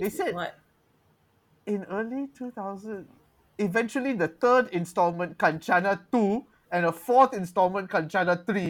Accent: Malaysia; As a Malaysian

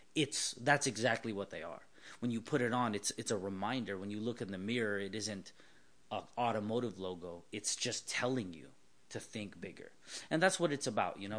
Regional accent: Southern California, United States; born and raised in Southern California

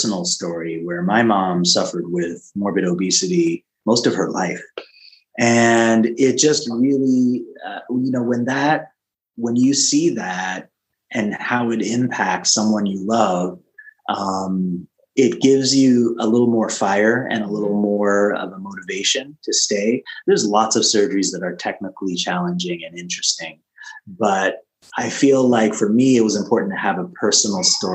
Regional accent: Canada; now in California, United States; I live in California, but I was raised in Canada, so still have ties

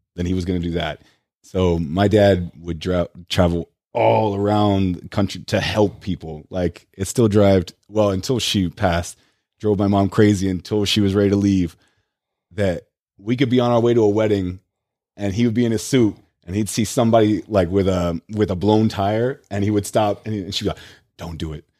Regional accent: United States; first language English; I was the ignorant, like, you know, American who only knew one

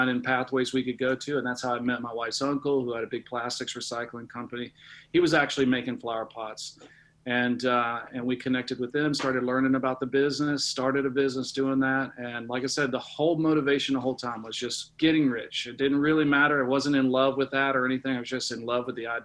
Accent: Greensboro, North Carolina, United States; grew up in the Greensboro area

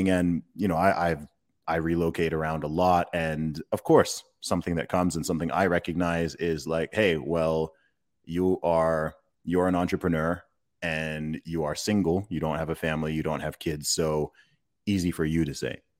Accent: Saudi Arabia; I grew up in Saudi Arabia. Where I grew up, it was primarily an expat community, lots of Americans, Canadians, Brits, and so on.

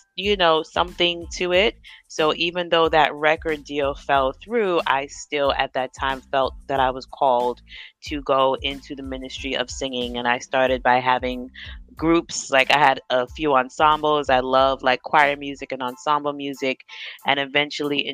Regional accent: New York, United States; I am from New York. I live in New York, but my background, my late father was from Ghana, West Africa.

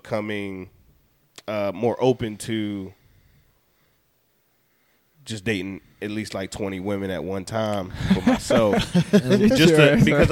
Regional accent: United States; we grew up in America

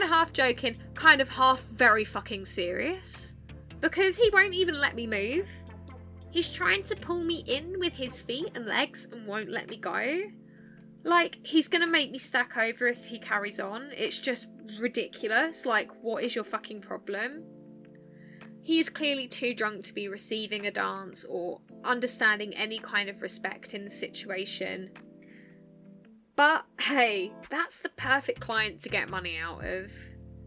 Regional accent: Essex, East of England, United Kingdom; accent: Essex; now in Sheffield, United Kingdom; I'm from Essex and that's that, because that's my accent and that is where I'm from.

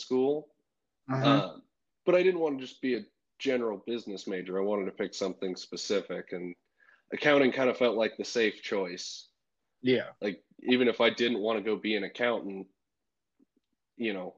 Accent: California, United States; accent: Southern; moved away as an adult; also born or lived in Montana; I'm from California originally. I moved up to Montana

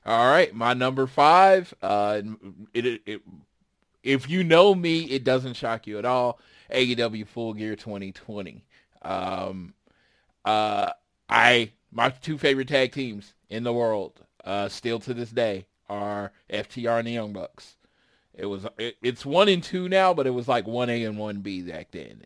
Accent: Oklahoma City, Oklahoma, United States; a pretty much broke kid growing up in Oklahoma City

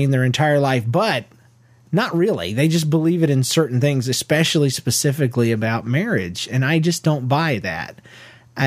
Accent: Georgia, United States; moved away; also born or lived in Florida; I grew up in Georgia.

